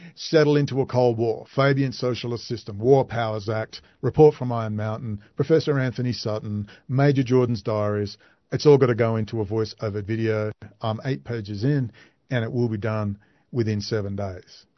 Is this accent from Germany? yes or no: no; Perth, Western Australia, Australia; Perth, Western Australia, my hometown